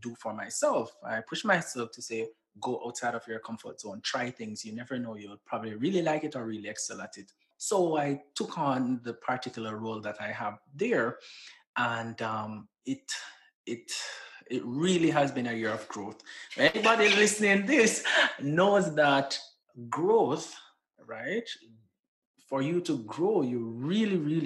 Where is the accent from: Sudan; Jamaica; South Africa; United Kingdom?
Jamaica; Saint Elizabeth; moved away as an adult; also born or lived in Antigua / Grenada; now in Washington, D.C., United States; I'm from St. Elizabeth. So I'm very rural and country, as people would say